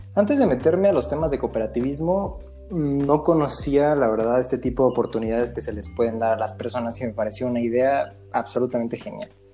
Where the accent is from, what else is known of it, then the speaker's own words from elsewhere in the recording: Mexico; Que nosotros somos el futuro de México